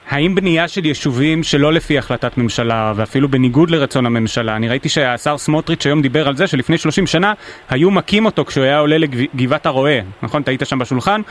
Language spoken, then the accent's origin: Hebrew; Ness Ziona, Central District, Israel; אני מנס ציונה